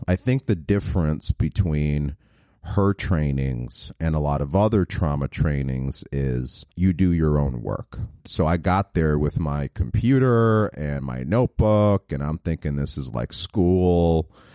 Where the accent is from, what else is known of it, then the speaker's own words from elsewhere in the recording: New York, United States; moved away; I'm from New York so originally